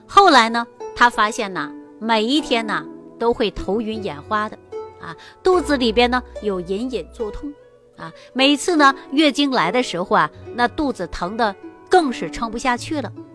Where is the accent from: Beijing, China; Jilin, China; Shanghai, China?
Jilin, China; moved away; also born or lived in Shaanxi; 东北哪儿的呢？就是吉林人